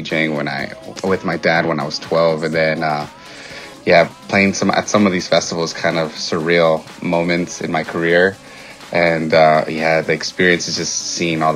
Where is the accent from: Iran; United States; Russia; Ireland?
United States; Fontana, California; I grew up in Fontana